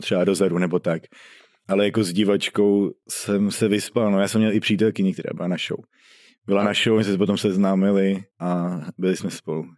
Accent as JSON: {"language": "Czech", "town": "Sulovice", "country": "Czechia", "said": "Já jsem ze Sulovic."}